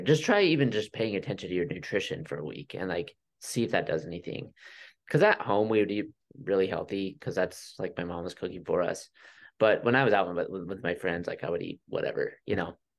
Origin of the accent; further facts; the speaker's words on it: Utah, United States; also born or lived in Flagstaff, Arizona; last July we moved back to Utah. We're both from Utah